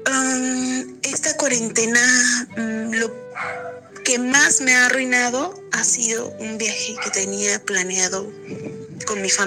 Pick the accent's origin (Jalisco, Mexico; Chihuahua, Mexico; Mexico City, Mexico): Jalisco, Mexico; Guadalajara; soy de Guadalajara, Jalisco.